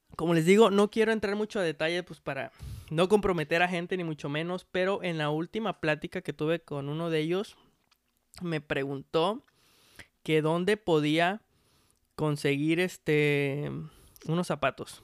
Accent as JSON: {"language": "Spanish", "country": "Mexico"}